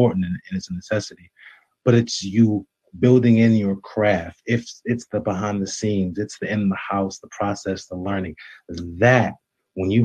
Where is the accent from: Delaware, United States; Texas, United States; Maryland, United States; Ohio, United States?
Maryland, United States; Baltimore; I'm an actor and director, born and raised in Baltimore, Maryland.